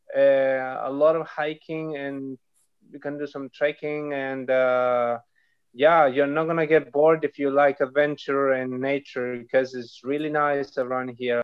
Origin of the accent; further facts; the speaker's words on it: Nueva Toltén, Araucanía, Chile; I am from Nueva Tolten, which is in the south of Chile